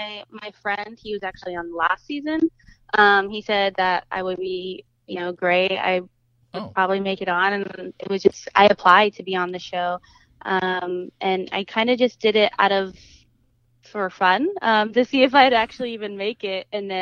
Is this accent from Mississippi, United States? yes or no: no; Washington, United States; now in Los Angeles, United States; I'm originally from Washington State.